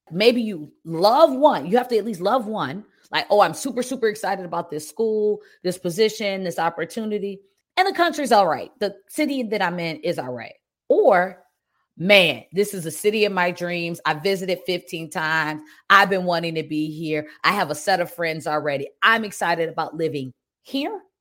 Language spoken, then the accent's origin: English; Detroit, Michigan, United States; moved away as an adult; also born or lived in Germany; now in Cayman Islands; I'm from right outside of Detroit, and I actually lived abroad as a kid, so I have both Detroit experience and living in Germany experience